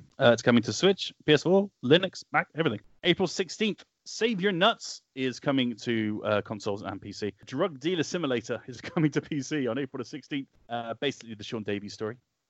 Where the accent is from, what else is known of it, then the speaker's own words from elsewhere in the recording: Wales, United Kingdom; My hometown of Wales.